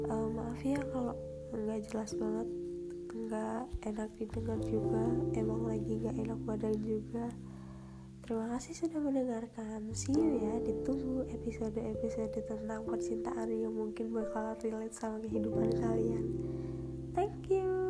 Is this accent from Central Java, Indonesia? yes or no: yes; Central Java, Indonesia; accent: medok; buat kalian yang dengar dengarnya apa kayak medok banget ya aku emang dari Jawa lebih tepatnya dari Jawa Tengah salam kenal ya